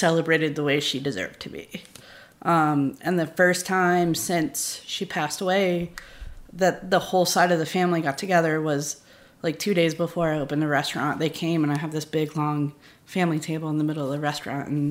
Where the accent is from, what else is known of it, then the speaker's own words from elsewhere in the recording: Charleston, South Carolina, United States; now in New Orleans, United States; I grew up in Charleston, so we lived on the water